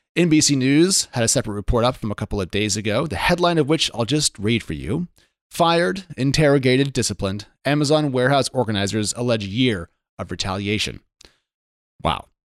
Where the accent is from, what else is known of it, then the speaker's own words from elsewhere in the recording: Oregon, United States; I'm from Oregon, which is just two-thirds Hicks and flat land